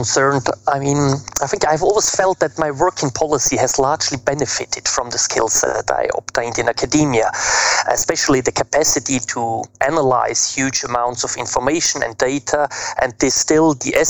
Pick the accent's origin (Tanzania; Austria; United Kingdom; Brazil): Austria; moved away as an adult; also born or lived in Germany / Florence, Italy / Helsinki, Finland; I'm originally from Austria.